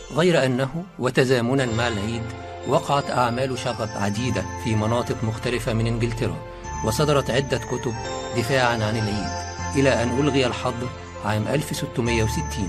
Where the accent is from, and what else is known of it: Egypt